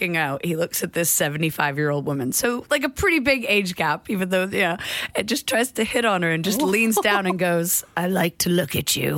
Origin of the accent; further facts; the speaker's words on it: United States; moved away as an adult; now in United Kingdom; as an American